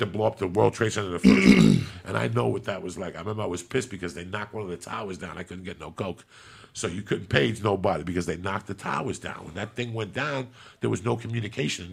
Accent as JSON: {"language": "English", "region": "New York", "country": "United States", "tie": "born or raised there", "moved": "yes", "said": "I grew up in New York when New York was New York."}